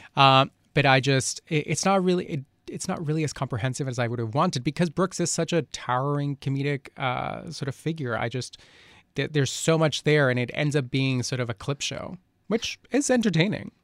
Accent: Colombia; moved away; I grew up in Colombia

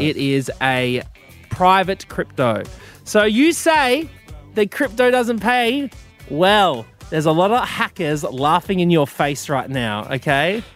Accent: Queensland, Australia; Growing up in Queensland

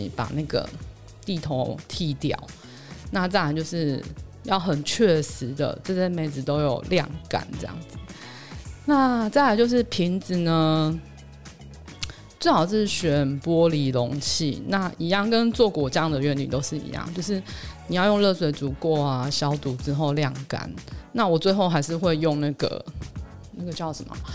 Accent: Hualien, Hualien County, Taiwan; 我是花莲的嘛，然后我会关注那边的消息

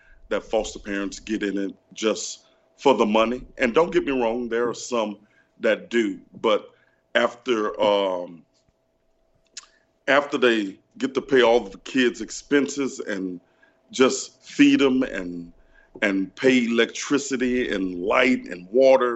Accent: Louisiana, United States; I'm from Louisiana, so growing up in Louisiana

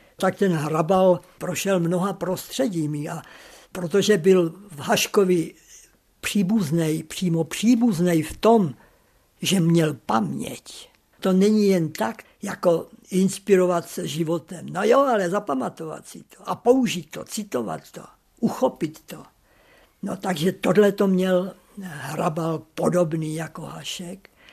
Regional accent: Sečovce, Košice Region, Slovakia; Narodil jsem se v Sečovcích na Slovensku

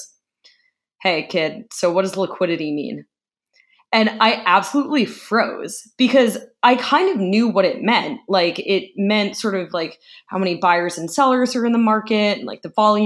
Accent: United States; I'm an American

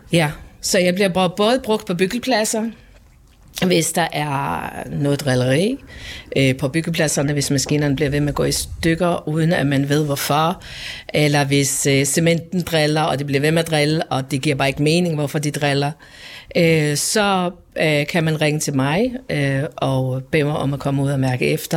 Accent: Faroe Islands; now in Denmark; Jeg er født og opvokset på Færøen

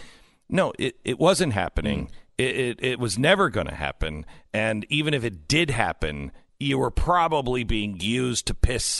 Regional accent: Seattle, Washington, United States

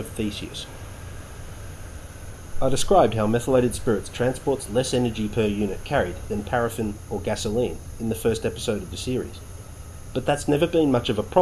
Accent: Victoria, Australia; I spent a lot of my youthful weekends and holidays hiking in the wild places of my home state of Victoria

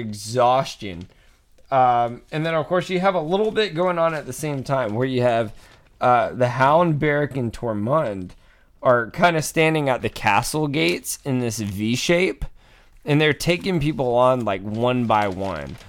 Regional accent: Atlanta, Georgia, United States; moved away; I'm from Atlanta, Georgia, originally

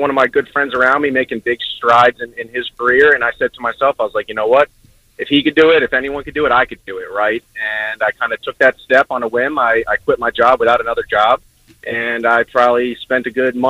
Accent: New York, United States; now in Orlando, United States; I'm from New York, but I live down here now

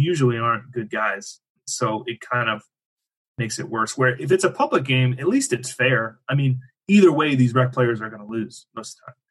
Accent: Erie, Pennsylvania, United States; moved away; my hometown where I grew up, Erie, Pennsylvania

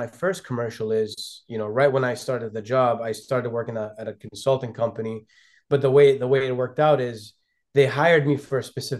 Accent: Lebanon; also born or lived in London, United Kingdom / Ghana; now in United States; if we go back to my roots, you know, I was born in London and I was raised between Lebanon and Ghana, West Africa. Yeah. So essentially, I came here as an international student. On a student visa to the University of Minnesota.

